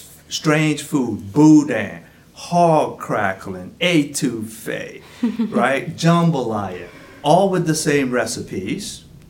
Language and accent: English; Opelousas, Louisiana, United States; I'm from the north side of Opelousas. And so I was raised Catholic in Opelousas, which is not uncommon in a Frenchy part of Louisiana.